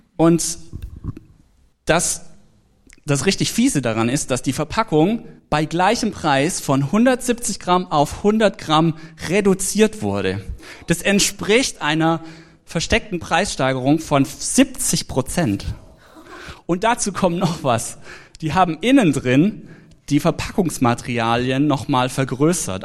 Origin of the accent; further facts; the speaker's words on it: Swabia, Germany; ich komme ja aus dem Schwabenland. Da spart man an allem Möglichen